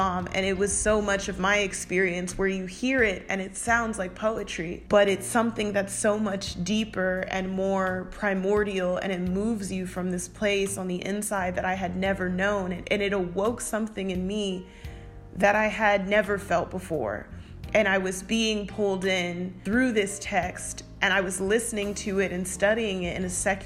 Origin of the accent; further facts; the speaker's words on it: United States; growing up in America